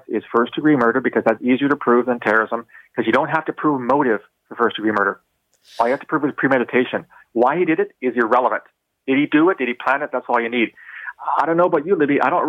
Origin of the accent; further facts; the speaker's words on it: London, Ontario, Canada; I'm from London, Ontario